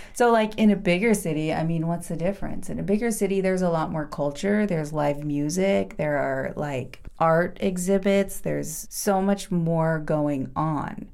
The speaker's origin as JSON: {"language": "English", "region": "Oregon", "country": "United States", "said": "I'm from Oregon, a town of 1,700 people. It's a farm town."}